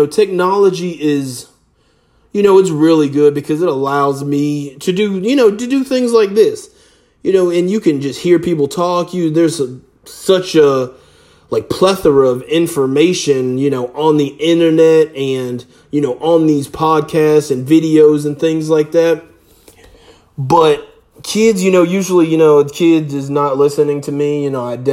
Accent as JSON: {"language": "English", "region": "South Florida", "country": "United States", "tie": "born or raised there", "said": "growing up in South Florida on the beach"}